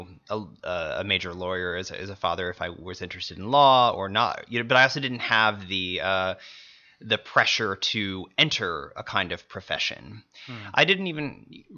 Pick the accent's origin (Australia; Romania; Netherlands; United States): United States; Missouri; I'm from Missouri